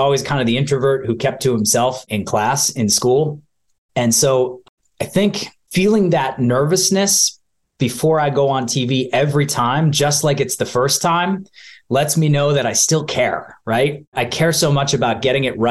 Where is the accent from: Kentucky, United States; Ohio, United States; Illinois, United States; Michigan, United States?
Ohio, United States; Rocky River; moved away as an adult; also born or lived in Boston; I grew up in a small town outside of Cleveland, Ohio. It's called Rocky River.